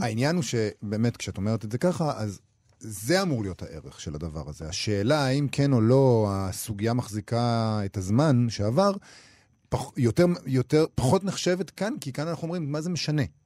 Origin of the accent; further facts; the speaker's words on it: Israel; אנחנו כישראלים